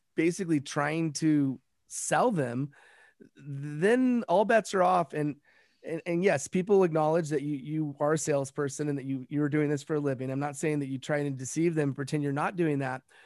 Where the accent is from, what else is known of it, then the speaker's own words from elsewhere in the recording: Los Angeles, California, United States; also born or lived in South Pacific; I'm from Los Angeles